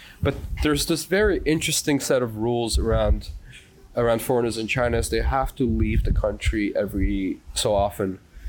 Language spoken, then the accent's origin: English; Canada; moved away; I'm French Canadian, I was raised Catholic